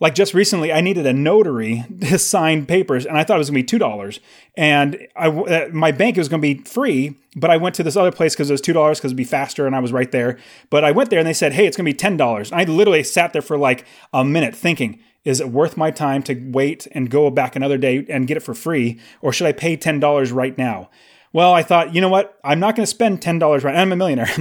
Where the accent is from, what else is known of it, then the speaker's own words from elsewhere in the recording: California, United States; now in Phoenix, United States; I live in Phoenix, I was originally from California